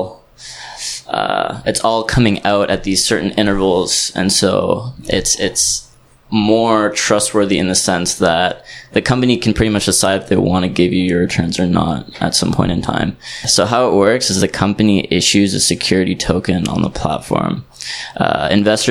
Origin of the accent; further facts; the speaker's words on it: Canada; moved away as an adult; also born or lived in Southeast Asia; I'm actually coming from Canada, but I've been living in Southeast Asia for around a year now